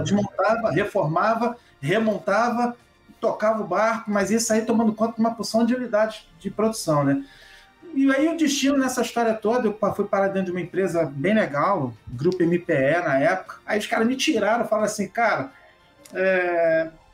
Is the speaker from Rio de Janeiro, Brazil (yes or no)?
yes; Rio de Janeiro, Brazil; eu sou do Rio de Janeiro.